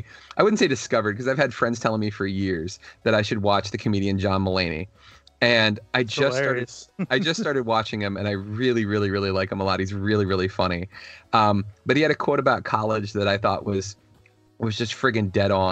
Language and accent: English; Virginia, United States; my state, my home state